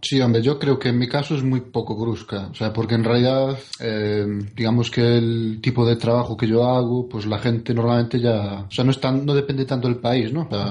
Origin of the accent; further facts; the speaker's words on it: Spain; moved away as an adult; now in Germany; soy español